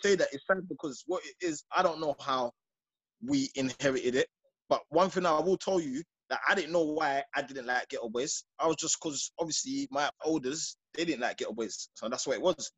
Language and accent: English; London, United Kingdom; I'm from Peckham